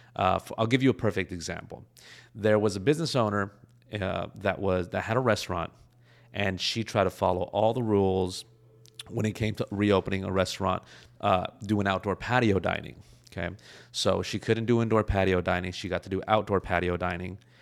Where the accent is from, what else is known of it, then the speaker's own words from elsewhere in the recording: Los Angeles, California, United States; I'm from Los Angeles